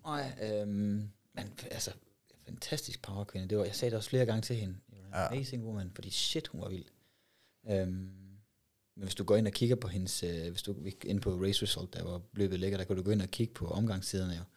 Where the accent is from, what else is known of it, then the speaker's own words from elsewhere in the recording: West Jutland, Central Denmark Region, Denmark; nu kommer jeg fra Vestjylland af